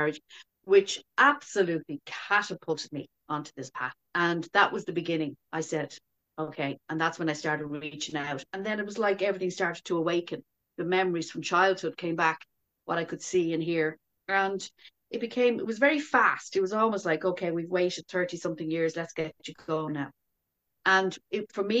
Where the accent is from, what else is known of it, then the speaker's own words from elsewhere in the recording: Dublin, Leinster, Ireland; I was born in Dublin in the mid-60s